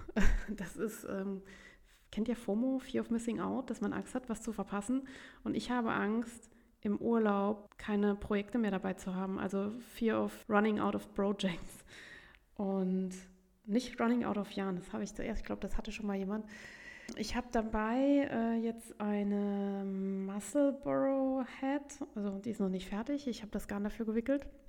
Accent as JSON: {"language": "German", "town": "Saarbrücken", "region": "Saarland", "country": "Germany", "said": "bei uns in Saarbrücken"}